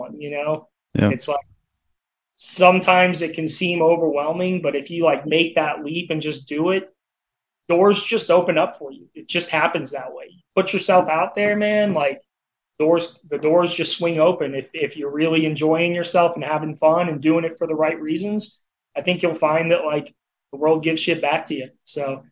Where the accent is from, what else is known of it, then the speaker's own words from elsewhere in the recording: Altamonte Springs, Florida, United States; moved away; we're from Orlando, small world, but yeah, grew up in Altamont Springs